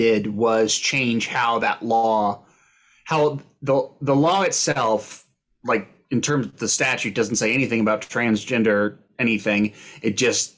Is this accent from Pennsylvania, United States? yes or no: no; Austin, Texas, United States; moved away; I'm from Austin